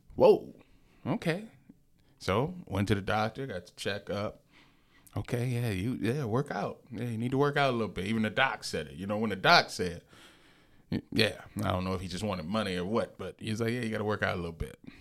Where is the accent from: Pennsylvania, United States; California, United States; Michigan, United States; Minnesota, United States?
Michigan, United States; Lansing; I'm from the Lansing area